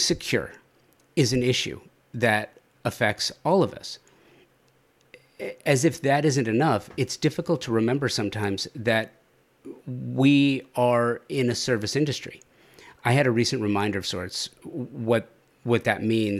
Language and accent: English; Southern California, United States; I grew up in Southern California.